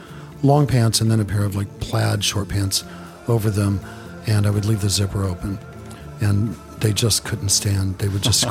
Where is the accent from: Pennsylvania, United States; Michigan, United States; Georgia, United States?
Georgia, United States; Atlanta; now in New York, United States; I was born in Atlanta